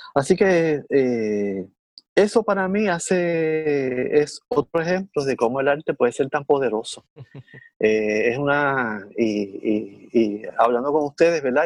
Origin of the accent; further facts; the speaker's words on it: Puerto Rico; de Puerto Rico